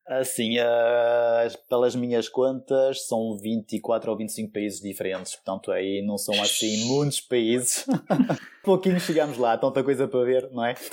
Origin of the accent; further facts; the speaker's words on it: France; moved away as an adult; now in Guimarães, Portugal; eu nasci em França